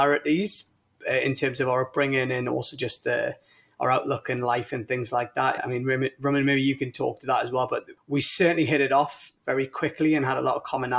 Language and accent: English; Newcastle upon Tyne, North East England, United Kingdom; moved away as an adult; now in United States; I grew up in a place called Newcastle, which is in the northeast of England